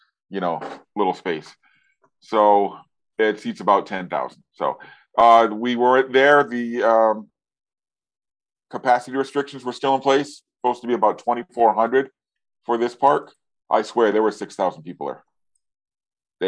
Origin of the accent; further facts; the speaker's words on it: Rhode Island, United States; moved away as an adult; now in Massachusetts, United States; Even though I am now a masshole, you know, I grew up in Rhode Island